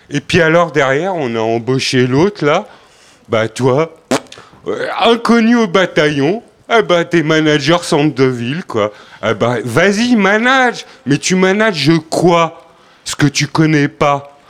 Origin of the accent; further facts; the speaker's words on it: Paris, Île-de-France, France; En fait, euh, je suis parisien.